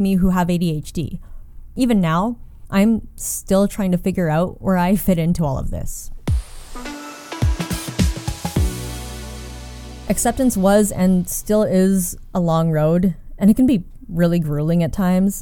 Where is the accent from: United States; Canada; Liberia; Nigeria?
Canada; a visibly Asian woman who was born and raised in Canada